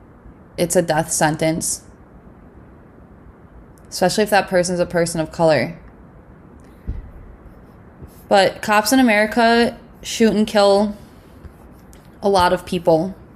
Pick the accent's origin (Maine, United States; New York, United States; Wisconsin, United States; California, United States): Wisconsin, United States; I'm from Wisconsin. I went to school at UW-Madison.